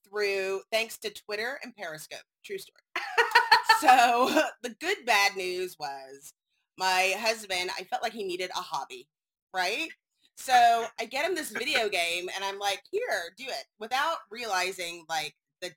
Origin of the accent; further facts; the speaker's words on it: Waco, Texas, United States; I'm from Waco